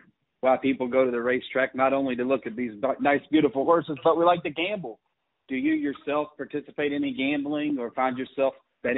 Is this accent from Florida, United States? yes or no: no; Lexington, Kentucky, United States; moved away; also born or lived in Tennessee / Indiana; I'm a Kentucky kid, born and raised in Lexington, lived in Tennessee and Indiana for a little bit of my life